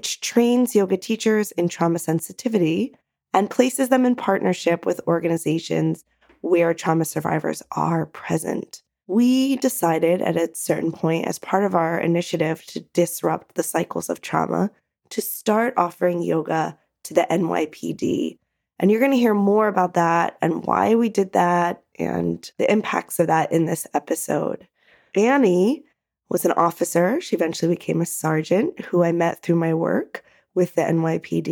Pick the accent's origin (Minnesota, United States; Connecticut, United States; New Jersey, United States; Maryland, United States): New Jersey, United States; Montclair in New Jersey, my home state